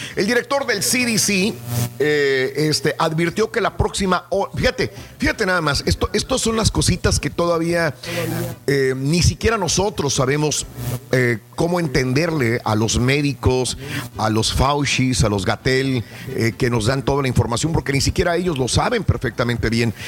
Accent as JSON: {"language": "Spanish", "country": "Mexico", "moved": "yes", "lives_now": "United States", "said": "nosotros como mexicanos, eh, que la mayor parte de aquí somos mexicanos"}